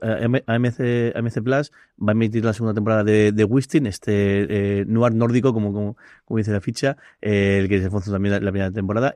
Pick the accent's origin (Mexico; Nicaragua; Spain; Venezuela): Spain; Alicante, Valencian Community; somos alicantinos